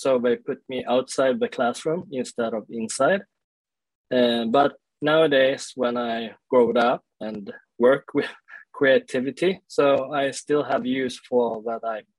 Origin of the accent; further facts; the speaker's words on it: Sweden; also born or lived in South Korea; I grew up in Sweden, and I was adopted to Sweden when I was 1 year old, because my parents in Sweden, they couldn't get any kids by their own.